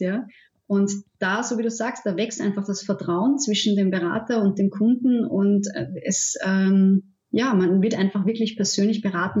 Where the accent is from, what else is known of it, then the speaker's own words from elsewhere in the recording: Austria; ich komme aus Österreich, ich wohne in der Nähe von Wien